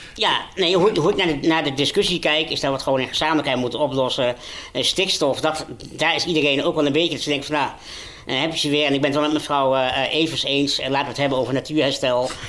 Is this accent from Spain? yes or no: no; Overijssel, Netherlands; ik ben een jongen geboren en getogen in Overijssel